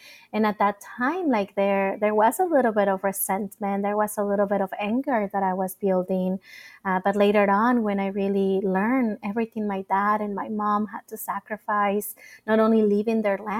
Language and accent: English; Mesa, Arizona, United States; also born or lived in Nogales, Mexico; internal migration from Tijuana to Nogales in the Mexican side, which is like 3 hours south of where I grew up in Mesa, Arizona.